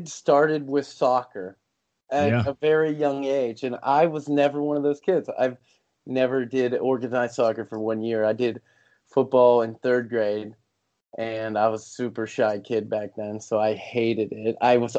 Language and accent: English; Pittsburgh, Pennsylvania, United States; I was born and raised in Pittsburgh